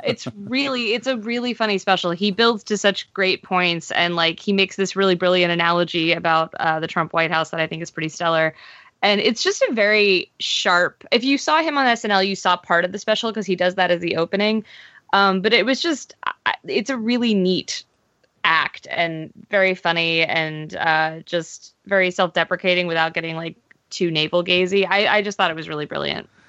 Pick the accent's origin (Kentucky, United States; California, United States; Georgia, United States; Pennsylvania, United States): Pennsylvania, United States; I'm from Pennsylvania